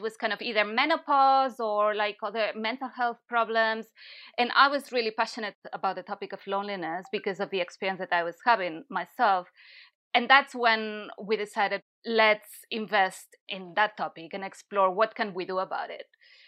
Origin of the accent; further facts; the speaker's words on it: Barcelona, Catalonia, Spain; English is a second language; now in Brighton, United Kingdom; I'm from Barcelona and I've been in the UK for 7 or 8 years. I'm losing count now. Initially, I was living in London. Now I moved to Brighton.